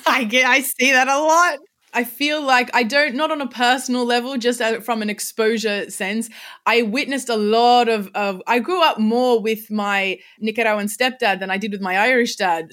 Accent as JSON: {"language": "English", "town": "Sydney", "region": "New South Wales", "country": "Australia", "tie": "born or raised there", "accent": "Australian", "said": "I was born in in Sydney, Australia, and I've lived here pretty much my whole life"}